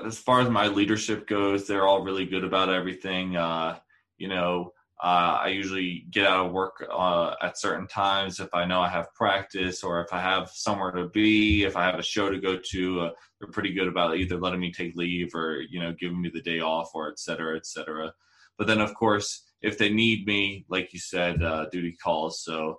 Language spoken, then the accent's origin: English; Delaware, United States; moved away as an adult; now in Albuquerque, United States; I'm actually from Delaware, so I'm from the East Coast